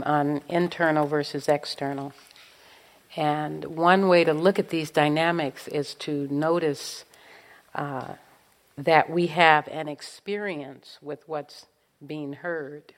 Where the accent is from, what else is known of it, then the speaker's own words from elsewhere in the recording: Los Angeles, California, United States; growing up in South Central Los Angeles in the middle of the civil rights movement